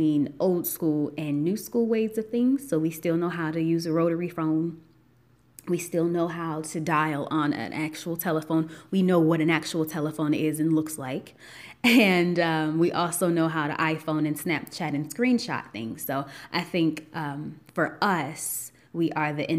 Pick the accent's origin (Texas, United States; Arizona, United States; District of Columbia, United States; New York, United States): New York, United States; Buffalo; moved away as an adult; now in Atlanta, United States; I'm originally from Buffalo, New York